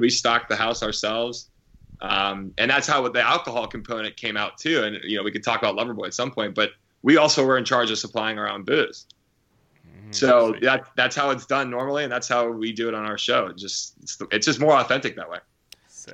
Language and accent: English; Pennsylvania, United States; also born or lived in Syracuse, New York / Los Angeles; now in New York City, United States; I'm from Pennsylvania